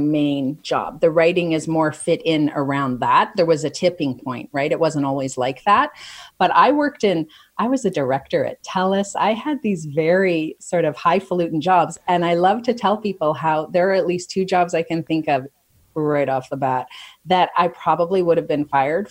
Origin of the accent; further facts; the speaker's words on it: Calgary, Alberta, Canada; now in Toronto, Canada; I grew up in Calgary